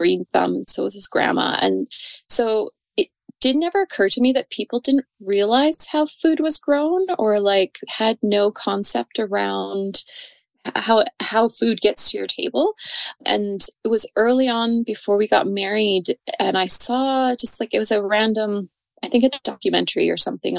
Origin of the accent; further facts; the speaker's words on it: Calgary, Alberta, Canada; now in Didsbury, Canada; I was born and raised in Calgary